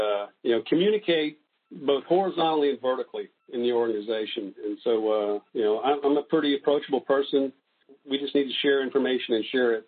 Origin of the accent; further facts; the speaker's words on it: Florida, United States; also born or lived in various places; I would say I grew up in North Florida, mostly in the Florida Panhandle. Lived there for over 40 years, and so I think of myself as a Floridian.